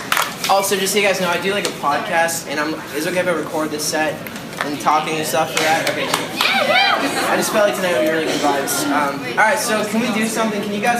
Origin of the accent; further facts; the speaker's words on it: Ontario, Canada; I'm from Ontario, Canada